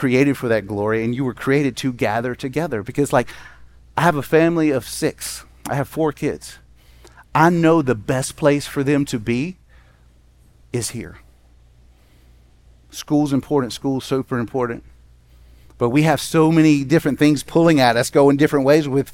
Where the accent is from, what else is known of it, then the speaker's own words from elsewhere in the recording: Jackson, Mississippi, United States; When I grew up in Jackson, Mississippi, I lived on a street that had one street light on it.